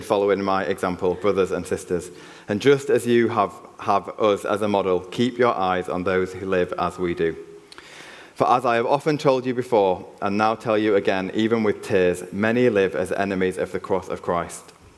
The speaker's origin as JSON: {"language": "English", "region": "Yorkshire and the Humber", "country": "United Kingdom", "tie": "born or raised there", "accent": "Yorkshire", "moved": "yes", "lives_now": "Cheltenham, United Kingdom", "said": "I cannot hide my Yorkshire accent. You can take the lad out of Yorkshire, but you can't take the Yorkshire out of the lad"}